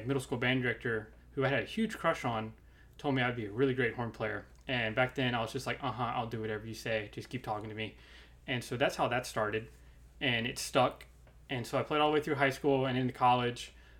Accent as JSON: {"language": "English", "town": "Burlington", "region": "North Carolina", "country": "United States", "said": "I'm originally from Burlington, North Carolina, which is about 30 to 45 minutes from Greensboro, depending on traffic. Sometimes it's longer. But I went to Eastern Elementary High School, which is actually located in Mebane."}